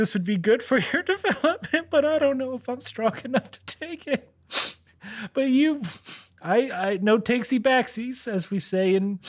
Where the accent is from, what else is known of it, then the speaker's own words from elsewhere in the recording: Chicago, Illinois, United States; I'm from Chi-Town. I can take this.